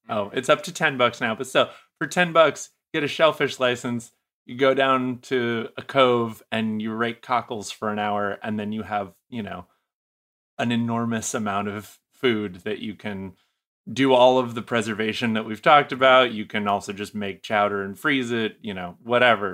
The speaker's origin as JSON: {"language": "English", "region": "New England", "country": "United States", "moved": "yes", "said": "I'm originally from New England"}